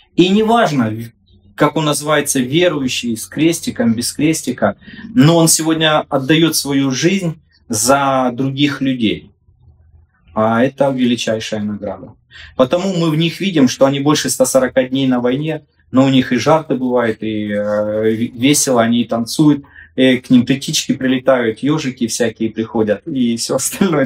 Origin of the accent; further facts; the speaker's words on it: Sloviansk, Donetsk Oblast, Ukraine; я со Славянска, и мы другие